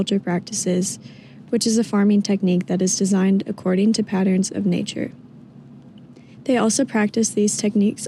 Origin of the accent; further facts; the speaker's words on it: Michigan, United States; I'm from Michigan